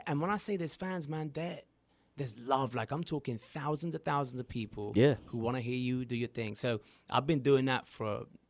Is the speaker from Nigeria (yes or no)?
no; England, United Kingdom; now in United States; I'm from England